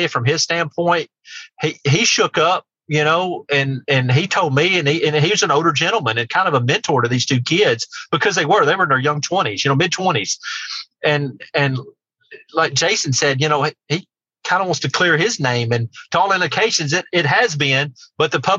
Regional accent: near Martin, Tennessee, United States; my hometown, just the town right next to mine in Martin

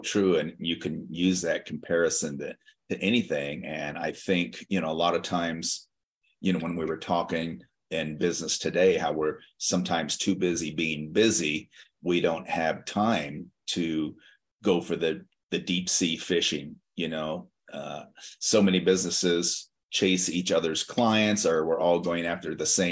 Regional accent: Las Vegas, Nevada, United States; I'm from Las Vegas

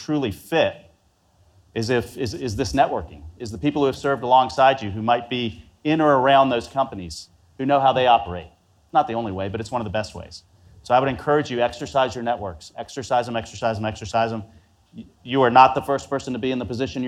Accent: Atlanta, Georgia, United States; I grew up in Atlanta.

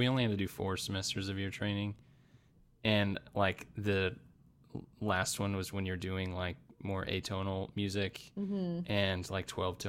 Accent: Arizona, United States; I grew up in Arizona where there's an abundance of Mexican food.

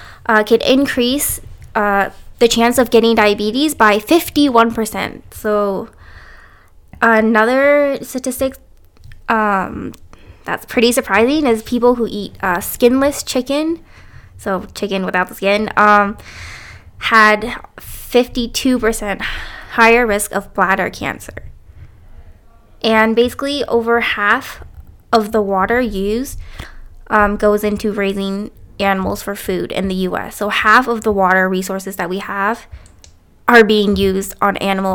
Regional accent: Canada; also born or lived in United States

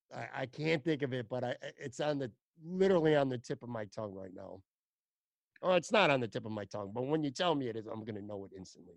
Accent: Buffalo, New York, United States; now in Florida, United States; I got to shout out my hometown, man.

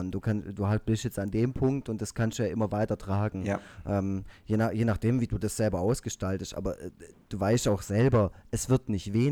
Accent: Baden-Württemberg, Germany; accent: Swabian; wenn ich ähm, Schwäbisch laber, dass die Leute äh, außerhalb von Süddeutschland ähm, äh, vor Schreck einen Herzinfarkt bekommen.

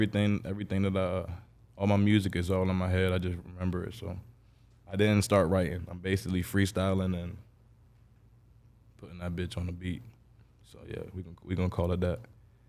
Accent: Jacksonville, Florida, United States; also born or lived in New Jersey; I pretty much grew up here. So I'm from Jacksonville, I like to say.

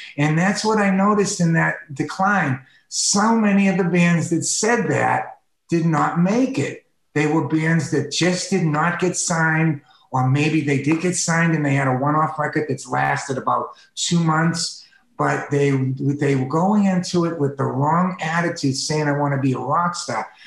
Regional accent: East Coast, United States; now in Los Angeles, United States; I grew up with them on the East Coast

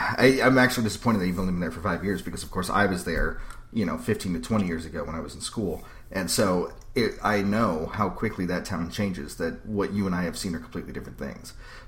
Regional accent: Georgia, United States; But I grew up in Georgia most of my life.

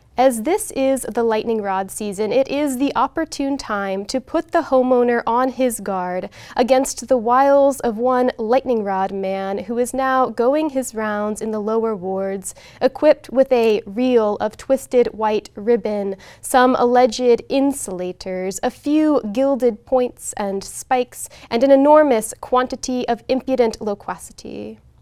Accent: Gulf Breeze, Florida, United States; moved away as an adult; also born or lived in Little Rock, Arkansas; now in Portland, United States; born in Arkansas, in Little Rock, Arkansas. I lived there until I was ten, uh, and then I moved to Gulf Breeze, Florida

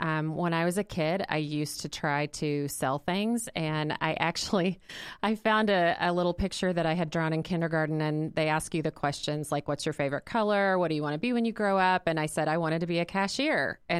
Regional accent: Arkansas, United States; now in Indianapolis, United States; I am not originally from Indianapolis. I've been here 23 years, moved here from Arkansas, so I'm a Razorback fan.

